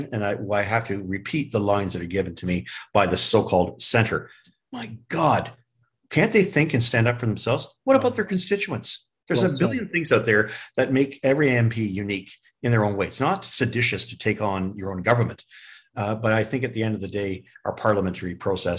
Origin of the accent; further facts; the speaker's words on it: Canada; as a Canadian